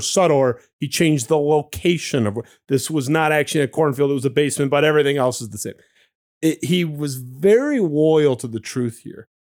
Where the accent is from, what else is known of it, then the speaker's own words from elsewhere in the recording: Detroit, Michigan, United States; It's based in my hometown